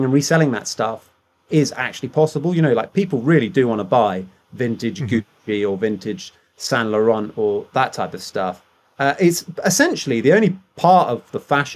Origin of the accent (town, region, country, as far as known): United Kingdom; accent: posh